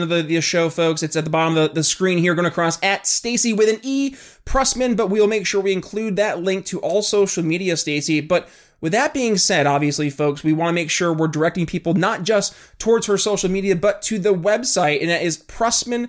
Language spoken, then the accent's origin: English; upstate New York, United States; now in Philadelphia, United States; I'm from New York, not New York City. I'm from upstate New York